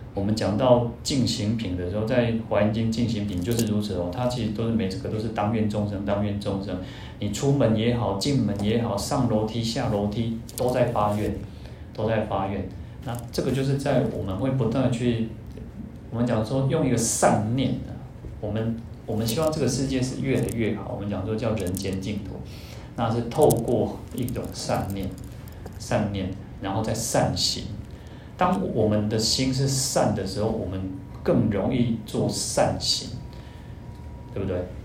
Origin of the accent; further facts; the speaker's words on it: Taiwan; 我们台湾人的习惯